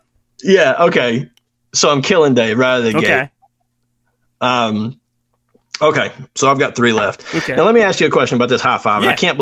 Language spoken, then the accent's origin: English; Pennsylvania, United States; born there; I was born in Pennsylvania in 1979.